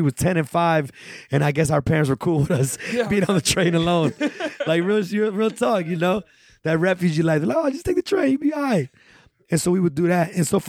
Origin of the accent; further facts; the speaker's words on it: Chicago, Illinois, United States; moved away as an adult; also born or lived in the Bronx; we still growing up in Chicago in the early 90s